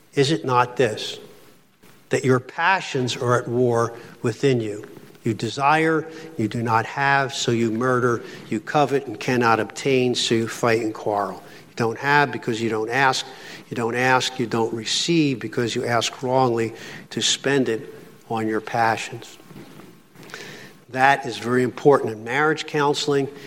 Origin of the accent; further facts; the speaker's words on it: Philadelphia, Pennsylvania, United States; now in Pittsburgh, United States; I'm from Philly